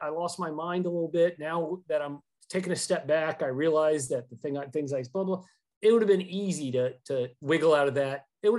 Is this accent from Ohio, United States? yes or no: no; Cumming, Georgia, United States; in my hometown, Cumming, Georgia